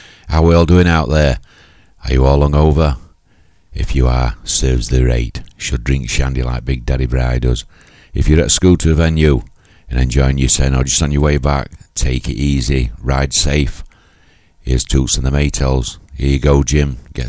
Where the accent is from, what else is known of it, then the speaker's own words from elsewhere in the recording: Doncaster, Yorkshire and the Humber, United Kingdom; moved away; back in my hometown of Doncaster